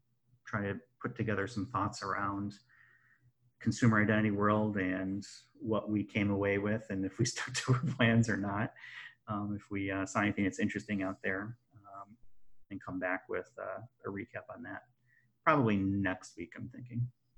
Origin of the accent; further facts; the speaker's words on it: Chicago, Illinois, United States; I can say Chicago's that because I'm from Chicago.